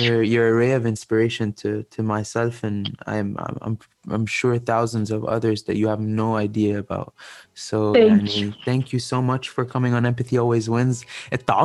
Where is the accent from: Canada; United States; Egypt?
Egypt; I was brought up in Egypt